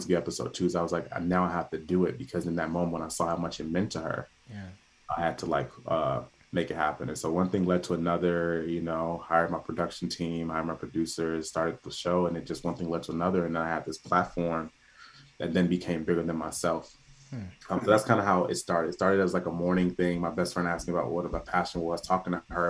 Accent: Chicago, Illinois, United States; I grew up in the South Side of Chicago

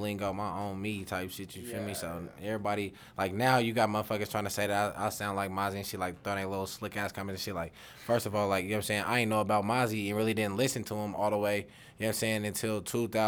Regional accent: Denver, Colorado, United States; I'm from Denver

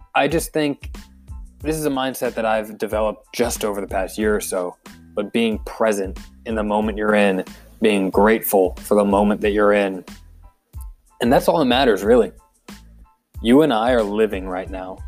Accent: Philadelphia, Pennsylvania, United States; born or raised there; also born or lived in Pittsburgh, Pennsylvania

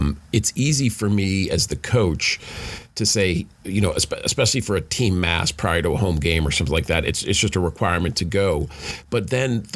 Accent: New York, United States; moved away; I grew up in New York

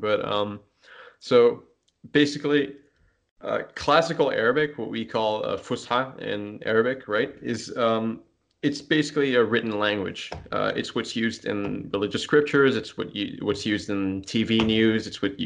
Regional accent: France; first language French; English is a second language; also born or lived in Lebanon; I was born in France.

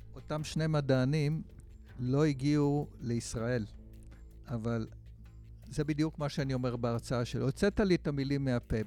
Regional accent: Israel; אני גדלתי בקיבוץ

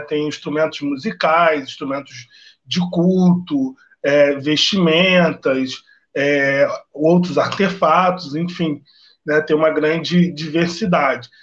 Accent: São Gonçalo, Rio de Janeiro, Brazil; sou nascido e criado em São Gonçalo

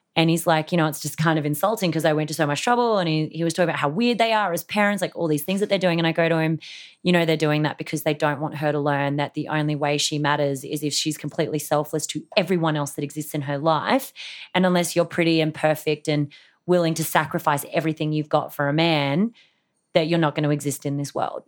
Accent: Australia; I've got a very questionable background being Australian

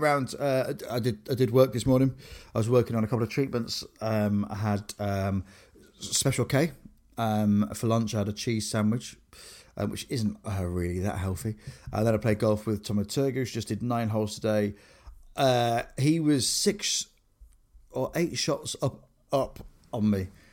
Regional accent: Grimsby, Yorkshire and the Humber, United Kingdom; I grew up in Grimsby

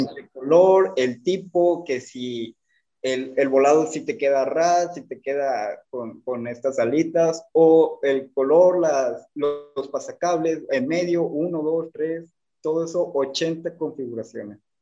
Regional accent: Tampico, Tamaulipas, Mexico; moved away as an adult; now in Monterrey, Mexico; Yo Actualmente vivo en la ciudad de Monterrey, pero soy de Tampico, Tamaulipas.

